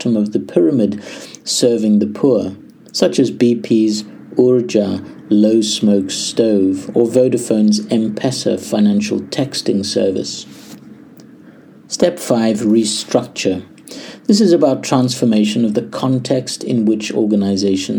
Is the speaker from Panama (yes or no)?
no; South Africa; as a South African